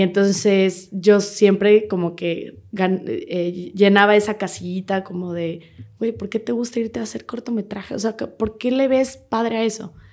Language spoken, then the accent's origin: Spanish; Querétaro, Mexico; moved away as an adult; now in Mexico City, Mexico; yo nací en Querétaro, toda mi familia es de Querétaro